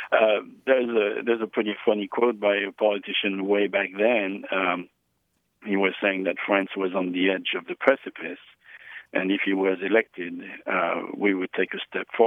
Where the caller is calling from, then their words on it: Eureka, California, United States; I am calling from uh, Eureka, California.